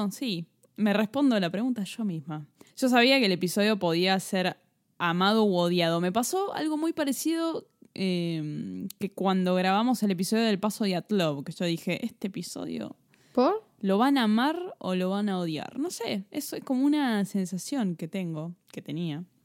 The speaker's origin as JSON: {"language": "Spanish", "country": "Italy", "said": "Y yo soy …. Yo soy italiana."}